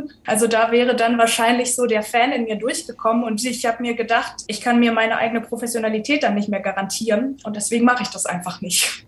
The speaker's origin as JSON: {"language": "German", "town": "Düsseldorf", "region": "North Rhine-Westphalia", "country": "Germany", "moved": "as an adult", "lives_now": "Cologne, Germany", "said": "ich komme aus Düsseldorf"}